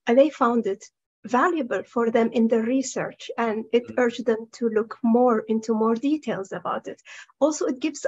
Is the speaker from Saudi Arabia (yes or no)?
yes; Saudi Arabia; I'm from Saudi Arabia